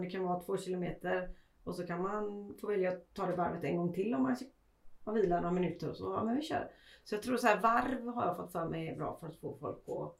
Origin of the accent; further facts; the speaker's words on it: Sweden; vi svenskar